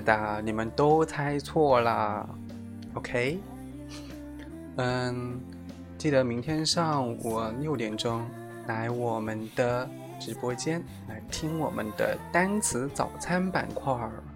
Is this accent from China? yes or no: yes; Jiangsu, China; 我就江苏的